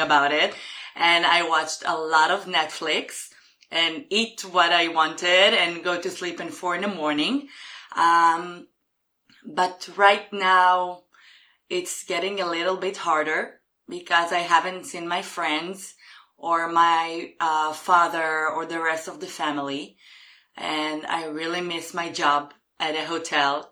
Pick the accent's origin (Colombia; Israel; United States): Israel; Jerusalem, Jerusalem District; English is a second language; I'm from Jerusalem in Israel.